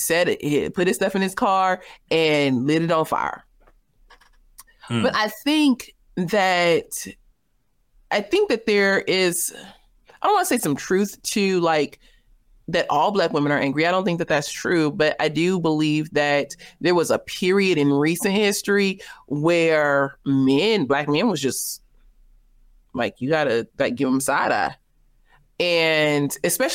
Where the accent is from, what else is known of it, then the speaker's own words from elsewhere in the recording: the West, United States; I'm from the West